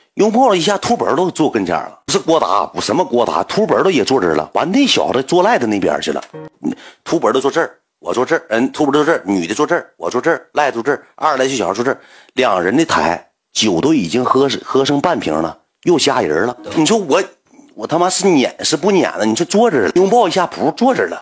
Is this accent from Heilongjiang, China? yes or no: yes; Heilongjiang, China; 我不是本地的，我说我黑龙江过来的